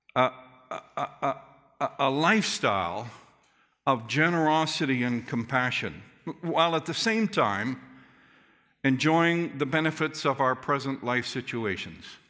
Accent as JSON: {"language": "English", "town": "Calgary", "region": "Alberta", "country": "Canada", "tie": "born or raised there", "said": "I remember as a young boy growing up in Calgary First Church, downtown Calgary"}